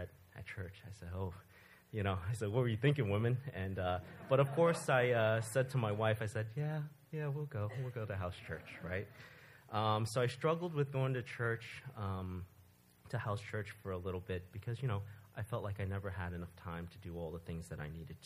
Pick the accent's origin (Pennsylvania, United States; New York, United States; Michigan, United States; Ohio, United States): New York, United States; New York City; moved away as an adult; also born or lived in Florida; I was born and raised in New York City in a non-believing family